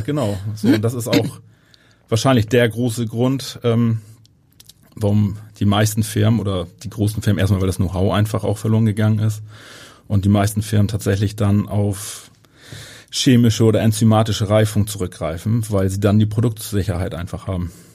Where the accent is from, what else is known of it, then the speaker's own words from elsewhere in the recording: Northern Germany, Germany; bei uns in Norddeutschland